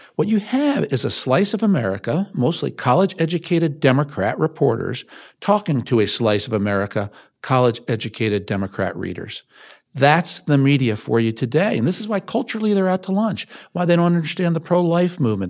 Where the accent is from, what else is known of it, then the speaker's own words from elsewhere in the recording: Westchester County, New York, United States; I was born in New York City, raised outside the city of Westchester County.